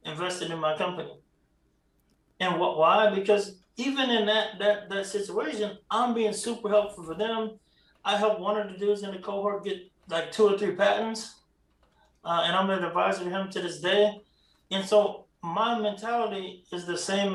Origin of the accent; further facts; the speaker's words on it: the South, United States; I'm from the South